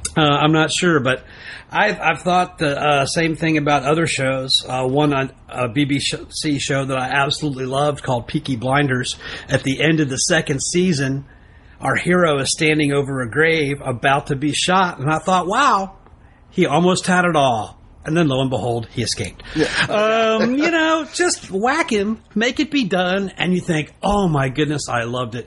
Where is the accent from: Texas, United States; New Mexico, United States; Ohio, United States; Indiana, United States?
Texas, United States; being a Texan